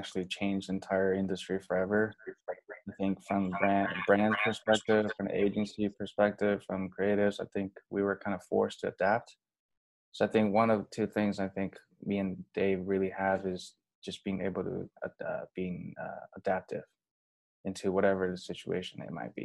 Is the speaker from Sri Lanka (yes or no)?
no; China; also born or lived in Los Angeles, United States / San Francisco, United States; now in United States; I came from China, you know, landed in LAX around 2010.